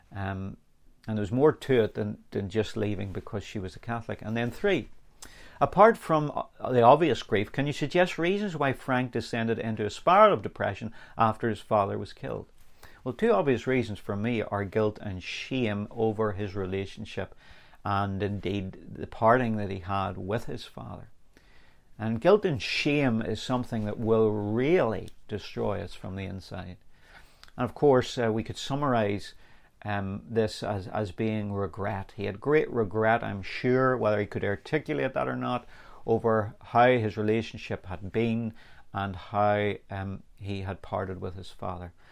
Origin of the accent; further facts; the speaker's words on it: Northern Ireland, United Kingdom; I grew up in here in Northern Ireland